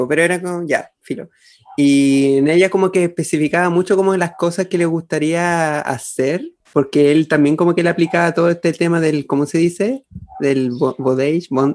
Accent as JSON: {"language": "Spanish", "town": "Chimbarongo", "region": "O'Higgins", "country": "Chile", "tie": "born or raised there", "said": "somos de Chimbarongo, nacimos rodeados de, de, mimbre"}